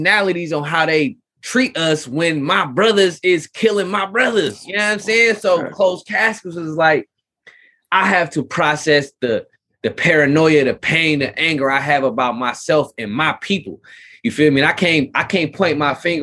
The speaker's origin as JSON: {"language": "English", "town": "Richmond", "region": "California", "country": "United States", "said": "being in California, being in Richmond, California"}